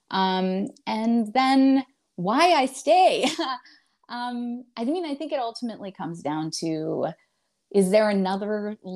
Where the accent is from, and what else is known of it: Indiana, United States; moved away as an adult; also born or lived in Chicago